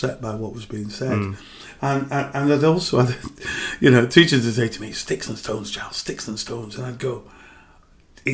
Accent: Bradford, Yorkshire and the Humber, United Kingdom; I grew up in and around Manningham.

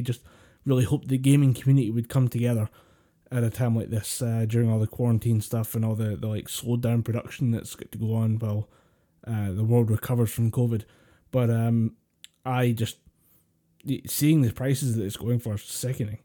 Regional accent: Scotland, United Kingdom; We're, we're, we're Scottish.

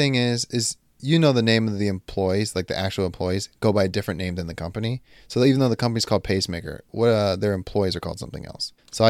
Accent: Montgomery, Alabama, United States; Oh, interesting. I'm from Montgomery, so that couldn't have been it.

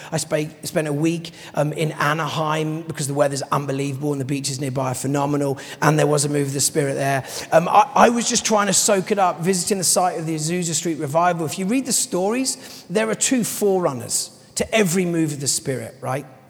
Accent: London, United Kingdom; as a Londoner

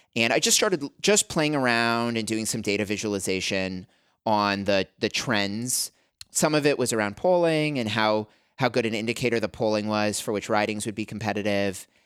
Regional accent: Canada; moved away as an adult; also born or lived in Albuquerque, New Mexico, United States; I grew up in Canada

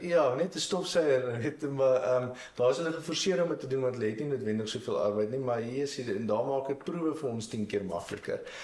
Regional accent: Marquard, Free State, South Africa; also born or lived in United States; ek het ek het in die dorp groot geword

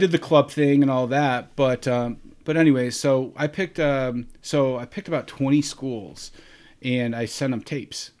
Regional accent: Rochester, New York, United States; originally born and raised in Rochester, New York

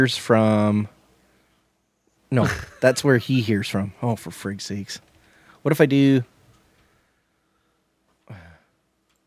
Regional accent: Canada; we're Canadian.

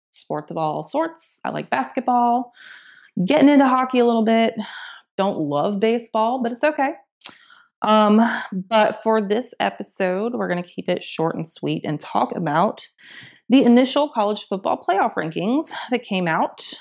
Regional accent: Augusta, Georgia, United States; I'm from Augusta, Georgia.

